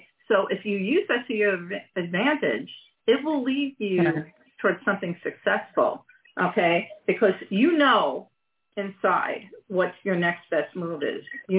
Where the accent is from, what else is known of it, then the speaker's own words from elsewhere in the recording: Long Island, New York, United States; I'm from Long Island originally as well.